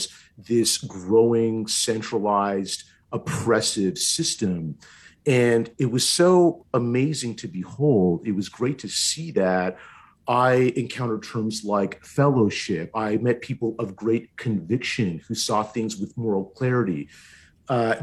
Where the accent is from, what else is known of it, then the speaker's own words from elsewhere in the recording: Ottawa, Ontario, Canada; I'm born and raised in Ottawa. I've lived basically my whole life here